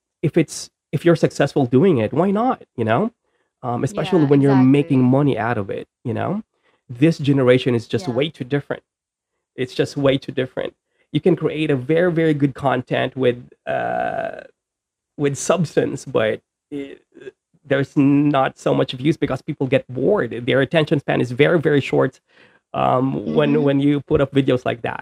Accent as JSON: {"language": "English", "area": "Bisaya", "region": "Visayas", "country": "Philippines", "said": "Yung Tagalog ko is hindi masyadong magaling because I'm Bisaya"}